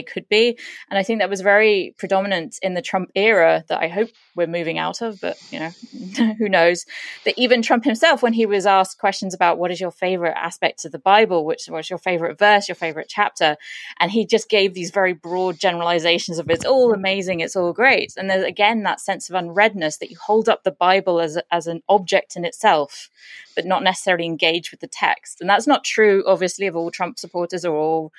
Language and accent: English; United Kingdom; being British